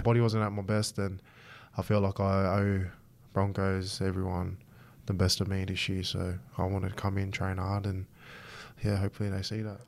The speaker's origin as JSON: {"language": "English", "country": "Australia", "said": "I'm Aussie first and, you know, I'm proud of my Samoan heritage"}